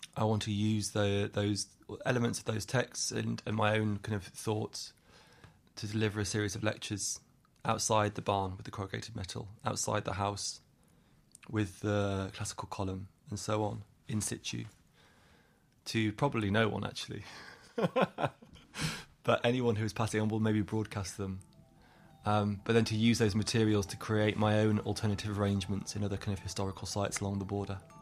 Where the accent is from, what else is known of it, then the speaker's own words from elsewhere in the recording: England, United Kingdom; accent: English; now in Ireland; My family are Irish. I grew up in England. I have an English accent.